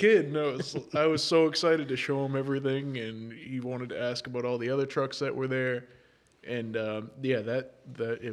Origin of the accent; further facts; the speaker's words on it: Windham, United States; I grew up in Windham